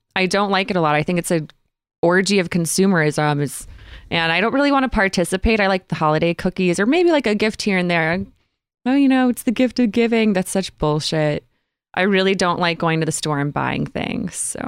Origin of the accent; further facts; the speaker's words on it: Grosse Pointe, Michigan, United States; also born or lived in Utah; now in Los Angeles, United States; I'm from Grosse Pointe